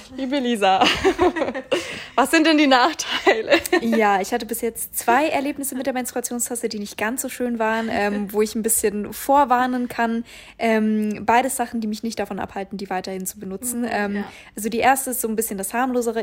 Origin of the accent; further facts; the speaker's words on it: Augsburg, Bavaria, Germany; moved away; wie ich damals in meiner Heimat in Augsburg bin ich damit so, so Stadtsparkasse Sparkasse Augsburg gegangen